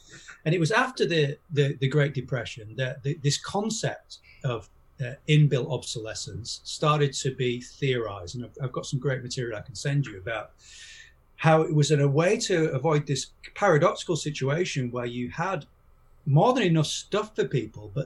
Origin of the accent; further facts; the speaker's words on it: York, Yorkshire and the Humber, United Kingdom; my hometown of York